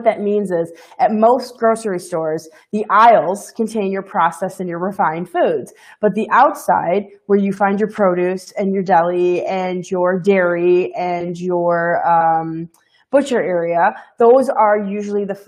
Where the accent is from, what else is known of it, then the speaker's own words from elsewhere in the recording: Midwest, United States; I'm from the Midwest.